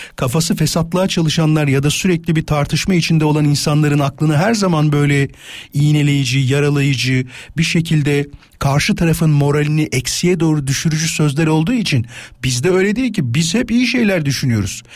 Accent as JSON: {"language": "Turkish", "town": "İzmit", "region": "Kocaeli", "country": "Turkey", "tie": "born or raised there", "said": "Canım memleketim"}